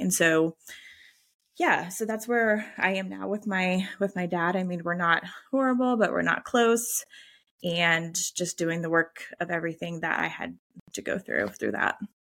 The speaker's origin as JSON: {"language": "English", "region": "the Bible Belt", "country": "United States", "said": "we're from the Bible Belt"}